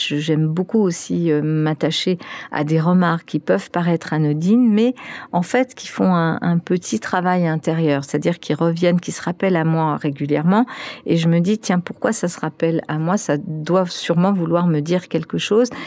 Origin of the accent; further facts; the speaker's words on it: France; first language Spanish and French; also born or lived in Spain; now in Paris, France; comme je suis arrivée à deux ans et demi, euh, pour moi, c'était apprendre le français en même temps que j'étais en train d'apprendre aussi euh, ma langue maternelle, mmh. l'espagnol